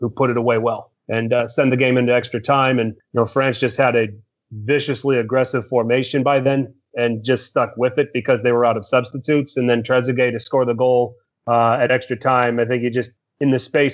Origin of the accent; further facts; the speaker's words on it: United States; I'm an American, but I'm also an Italian